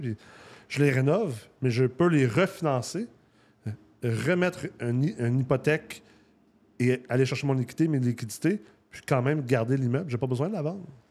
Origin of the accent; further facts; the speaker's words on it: Quebec, Canada; also born or lived in Los Angeles, California, United States; moi j'ai grandi au Québec et en Californie, à Los Angeles.